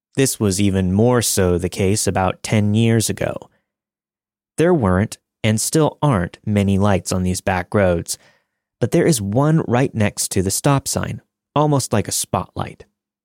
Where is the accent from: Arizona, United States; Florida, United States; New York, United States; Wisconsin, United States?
New York, United States; Sleepy Hollow; I grew up in Sleepy Hollow, New York, home of the Headless Horseman and allegedly a number of other hauntings.